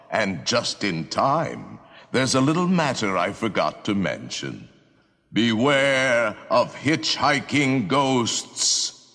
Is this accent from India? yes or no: no; United Kingdom; it's the worst day of the year to go into uh, the American adventure as a, as a British person.